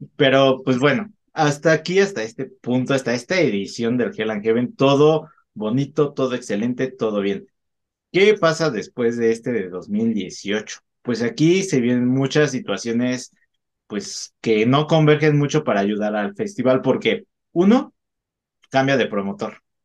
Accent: Mexico; como buenos agentes mexicanos que somos

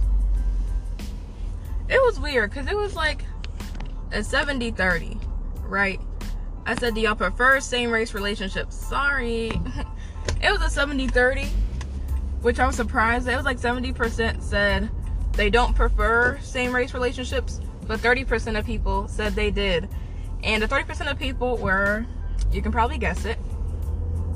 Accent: West Virginia, United States; me growing up in the West Virginia public school system

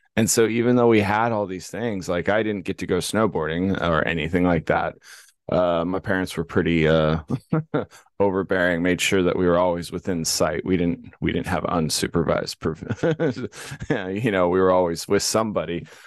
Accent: Los Angeles, California, United States; When we grew up in California, there was no cows. It was in the heart of Los Angeles, San Fernando Valley, Granada Hills, North Hollywood area

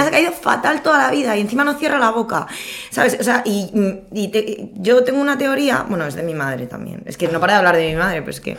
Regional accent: Villafranca del Castillo, Community of Madrid, Spain; soy de Villafranca del Castillo.

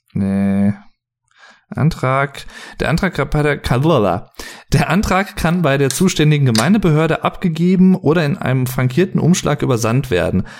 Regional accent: Sauerland, North Rhine-Westphalia, Germany; ich bin nicht Berliner, ich bin äh, aus dem Sauerland

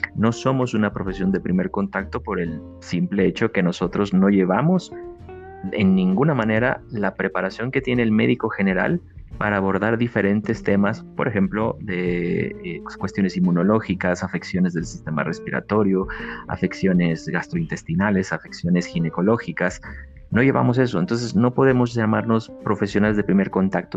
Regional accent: Mexico

